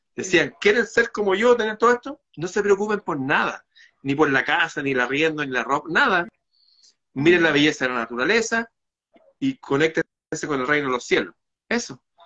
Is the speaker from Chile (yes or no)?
yes; Chile